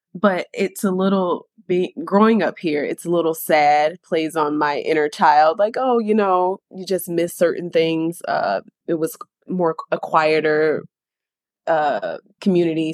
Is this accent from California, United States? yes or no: no; Sarasota, Florida, United States; I am born and raised in Sarasota